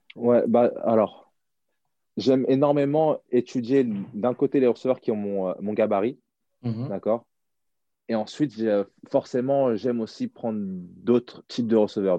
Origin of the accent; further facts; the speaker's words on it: France; moved away as an adult; also born or lived in United States; bien que je sois français